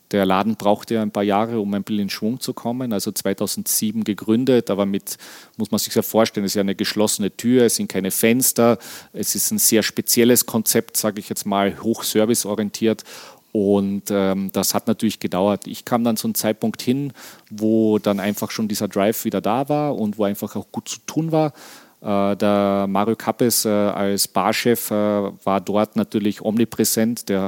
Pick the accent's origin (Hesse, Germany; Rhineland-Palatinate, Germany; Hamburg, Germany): Hamburg, Germany; ich als Hamburger natürlich gerne.